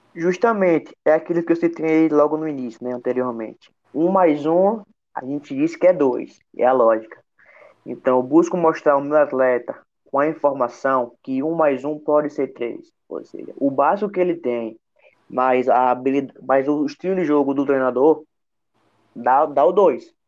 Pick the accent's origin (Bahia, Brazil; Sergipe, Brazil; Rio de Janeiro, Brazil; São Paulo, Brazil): Sergipe, Brazil; como sergipano